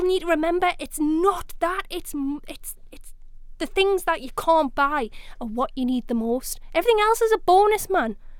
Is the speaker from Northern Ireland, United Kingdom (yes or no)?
no; South Shields, North East England, United Kingdom; I'm from South Shields and I'm proud of it